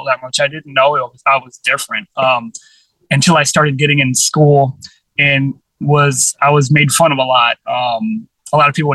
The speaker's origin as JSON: {"language": "English", "town": "St. Louis", "region": "Missouri", "country": "United States", "tie": "born or raised there", "said": "I was born in St. Louis, Missouri"}